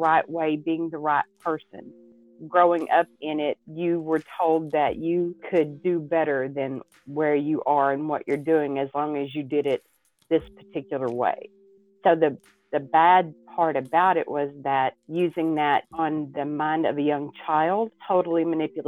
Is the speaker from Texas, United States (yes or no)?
yes; East Texas, United States; I grew up in East Texas, and a very small town.